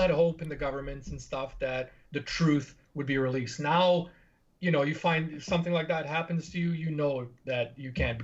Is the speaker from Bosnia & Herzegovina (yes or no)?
yes; Bosnia & Herzegovina; moved away; In my home country, in Bosnia